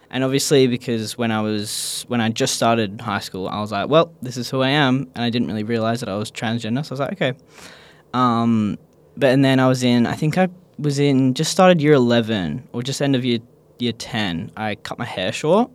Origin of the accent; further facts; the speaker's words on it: Perth, Western Australia, Australia; I grew up in Perth, Australia